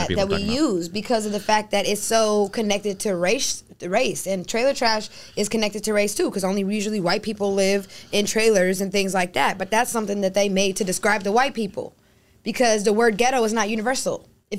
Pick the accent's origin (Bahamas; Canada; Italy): Bahamas; now in United States; For me, I know we're speaking in America, but I'm from the Bahamas. And culturally, for me, there are different things that are normal.